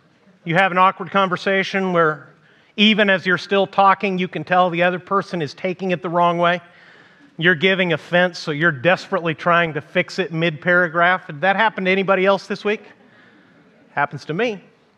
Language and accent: English; Mexico; first language Spanish; English is a second language; I grew up in Mexico as the son of missionaries, and one of my favorite things, being a native Spanish speaker, because I was too young to remember when my parents took me there